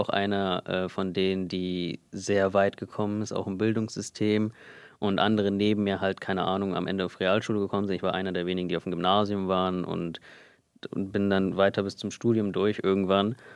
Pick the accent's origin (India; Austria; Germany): India; Und ich meinte halt, nein, ich bin Inder.